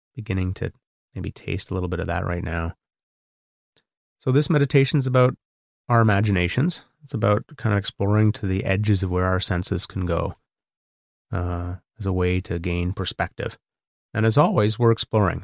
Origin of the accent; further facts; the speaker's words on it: Canada; I'm Canadian. I live across the border